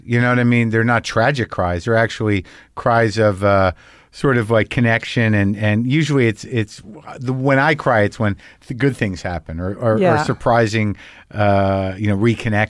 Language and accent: English; New Mexico, United States; But like I grew up in New Mexico. So I remember what it was like being a teenager towards the tail end of the 70s.